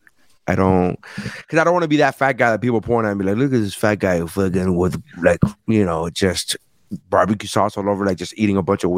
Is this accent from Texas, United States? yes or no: no; Miami, Florida, United States; because I'm Hispanic and I'm from Miami